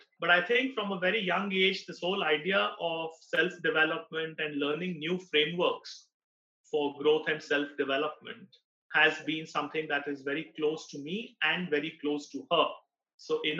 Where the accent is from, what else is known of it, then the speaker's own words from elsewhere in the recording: Mumbai, Maharashtra, India; I was born in Mumbai in a small and middle-class